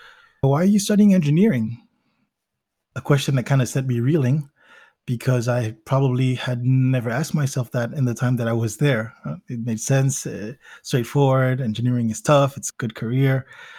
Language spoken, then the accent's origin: English; Belgium; also born or lived in Zimbabwe / United States; I was born in Belgium. And immediately after that, we moved to Zimbabwe, where I spent part of my childhood, then to the United States, where I spent another part of my childhood, and then back to Belgium, where I did most of my high school education